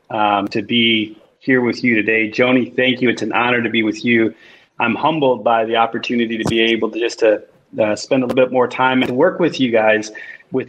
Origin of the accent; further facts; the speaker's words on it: Chicago, Illinois, United States; I grew up in Chicago, in Pilsen, in this amazing, diverse community.